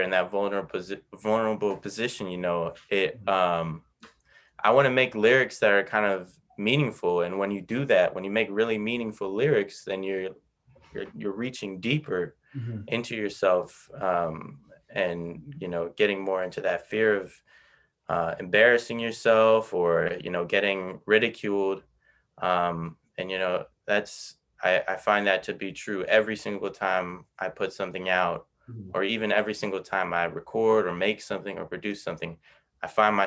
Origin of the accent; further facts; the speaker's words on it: United States; I grew up in America